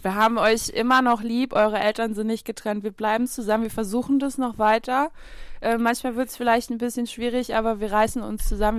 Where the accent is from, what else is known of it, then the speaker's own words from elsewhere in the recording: Saarland, Germany; bei uns im Saarland